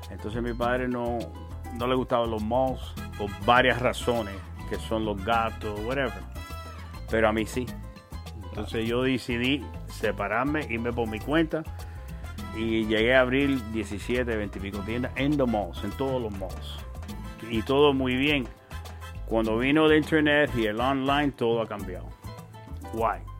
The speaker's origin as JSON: {"language": "Spanish", "country": "Cuba", "lives_now": "Miami, United States", "said": "Bueno, originalmente, cuando llegamos de Cuba, venimos para aquí, pero después nos fuimos para, New Jersey."}